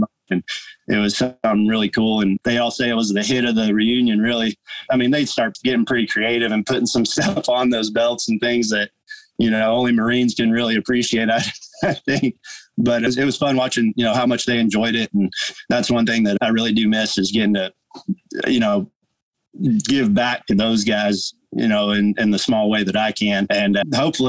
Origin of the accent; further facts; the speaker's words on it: by Lake Tahoe, Northern California, United States; now in Oklahoma, United States; growing up in Northern California, I was up by Lake Tahoe ski resorts and mountains